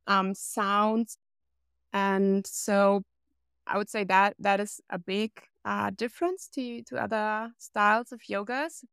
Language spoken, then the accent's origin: English; Germany; based here in my hometown